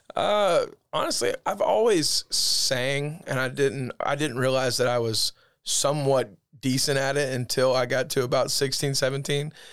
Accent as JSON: {"language": "English", "town": "Eufaula", "region": "Alabama", "country": "United States", "tie": "born or raised there", "said": "grew up in Eufaula. um, born and raised there"}